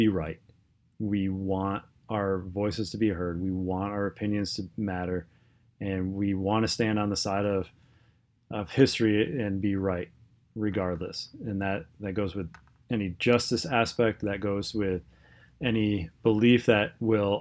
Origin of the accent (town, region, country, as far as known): United States